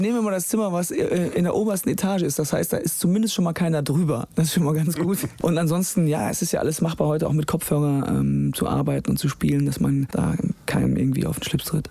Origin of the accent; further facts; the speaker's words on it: Kapellen, Germany; moved away; es ist nach wie vor meine Heimat, meine Wurzeln und vor allen Dingen habe ich deshalb eine sehr große Verbundenheit zu dieser dieser Ortschaft, weil meine gesamte Familie noch da ist.